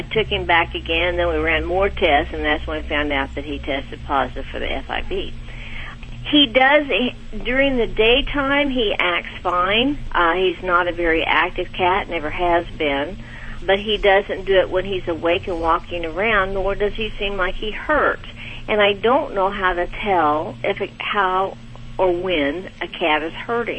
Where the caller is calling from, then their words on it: Bentonville, Arkansas, United States; I'm calling from Bentonville, Arkansas.